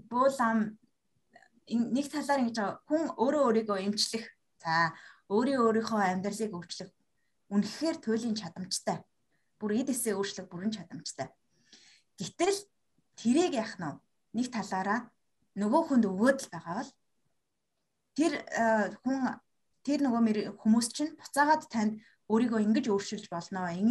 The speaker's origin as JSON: {"language": "Mongolian", "country": "Mongolia", "tie": "born or raised there", "said": "би өөрөө Монгол соёлд өссөн"}